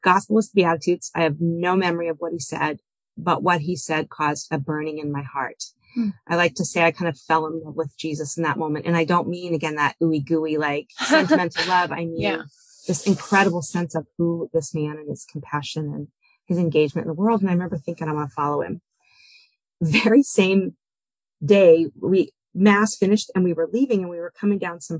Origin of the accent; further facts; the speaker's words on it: Boston, Massachusetts, United States; I'm originally from Boston area